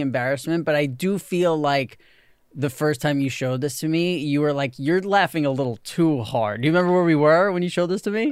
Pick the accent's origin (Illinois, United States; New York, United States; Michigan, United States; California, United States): New York, United States; New York City; growing up in New York City, I never knew anyone like